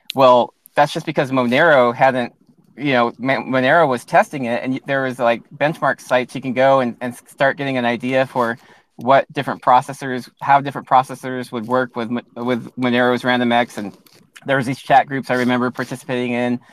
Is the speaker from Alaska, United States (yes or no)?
yes; Alaska, United States; also born or lived in Hilo, Hawaii / Louisiana; moved to Alaska, and that's where I grew up since uh, since I was about six years old